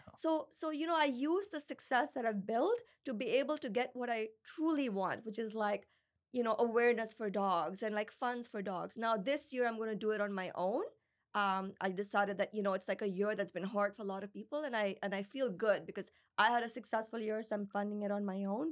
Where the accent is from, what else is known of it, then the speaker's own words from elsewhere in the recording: Pakistan; also born or lived in United States; now in Canada; When I grew up in Pakistan, there's like stray dogs and cats everywhere